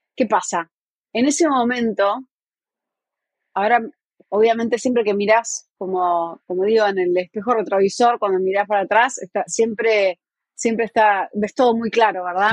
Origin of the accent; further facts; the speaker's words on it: Montevideo, Uruguay; moved away as an adult; now in New York, United States; nací en Montevideo, la capital del Uruguay. Eh, somos cinco hermanos y dos nos criamos en, en Positos, bastante cerca de la playa.